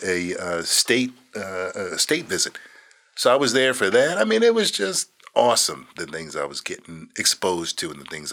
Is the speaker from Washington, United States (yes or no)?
no; Phoenix, Arizona, United States; moved away; I was from Phoenix